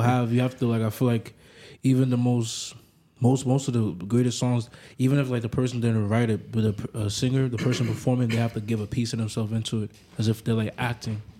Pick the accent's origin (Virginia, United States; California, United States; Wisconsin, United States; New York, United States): New York, United States; New York City; also born or lived in Africa; I grew up like I grew up in the Bronx